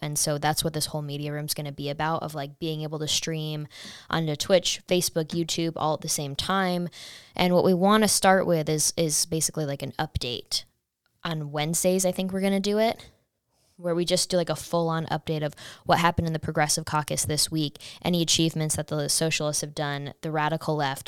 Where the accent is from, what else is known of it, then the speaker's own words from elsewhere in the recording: Saratoga Springs, New York, United States; I'm from Saratoga, New York